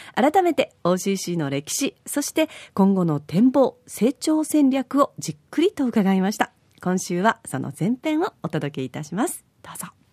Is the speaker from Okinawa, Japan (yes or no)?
yes; Yaese, Okinawa, Japan; 私の地元八重瀬町